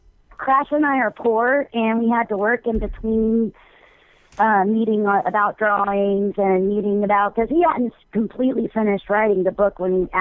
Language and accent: English; Memphis, Tennessee, United States; now in Norfolk, United States; I was born in Memphis, Tennessee, but I live in Norfolk, Virginia, yeah. I've lived here a long time.